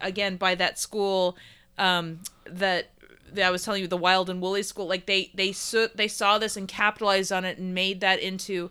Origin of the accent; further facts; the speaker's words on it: Houston, Texas, United States; moved away; I grew up in Houston